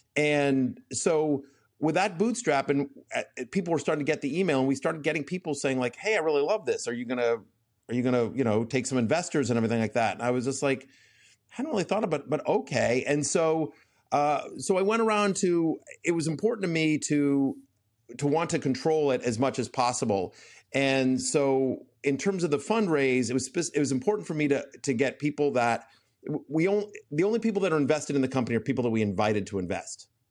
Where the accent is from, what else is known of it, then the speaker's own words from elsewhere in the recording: College Station, Texas, United States; I grew up in College Station